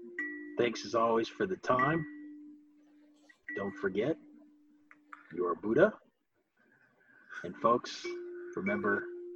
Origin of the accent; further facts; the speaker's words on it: the Ozarks, United States; No, I come from the hills. I'm from the Ozarks. That's not how we do things.